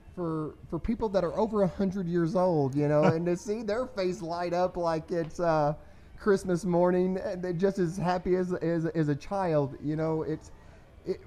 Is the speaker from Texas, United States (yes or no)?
yes; Denton, Texas, United States; I was born here in Denton